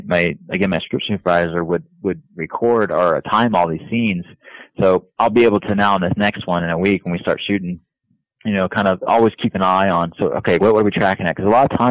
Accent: Florida, United States; I'm from Florida

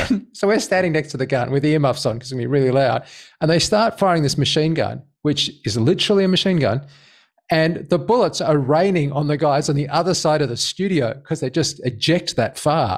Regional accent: Australia; I'm an Australian.

